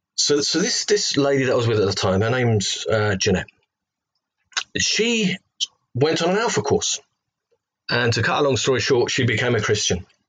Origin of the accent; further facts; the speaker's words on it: London, United Kingdom; accent: Cockney; moved away as an adult; also born or lived in Loughton, Essex; now in Hereford, United Kingdom; I'm from uh, um, London, England